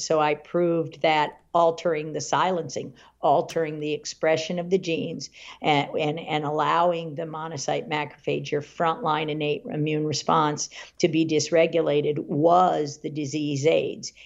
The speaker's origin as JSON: {"language": "English", "town": "Washington", "country": "United States", "tie": "born or raised there", "also_born_or_lived": "Virginia", "said": "I grew up in the Washington area"}